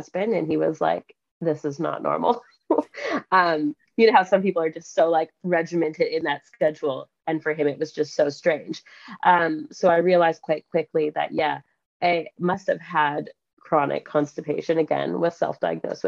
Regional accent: Canada; moved away as an adult; now in Western Australia, Australia; I am from Canada originally, but I live in Western Australia with my family.

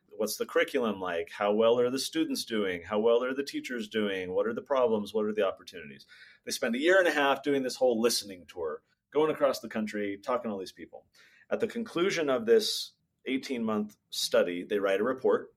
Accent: California, United States; I grew up in California

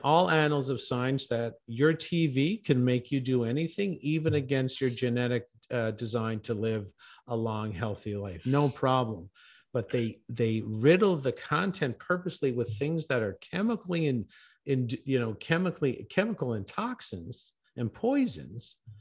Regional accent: Canada; I'm originally from Canada

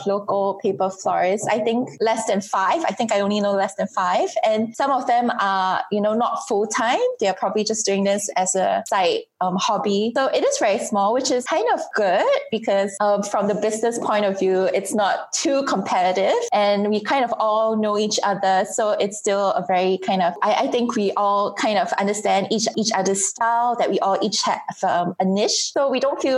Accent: Singapore; I'm so comfortable in my home country

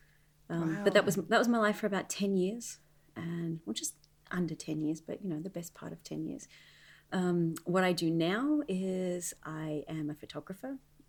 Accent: Australia; now in Las Vegas, United States; and I got married, and of course, Australia wasn't home anymore. Las Vegas was home. But yes, I'm from Australia.

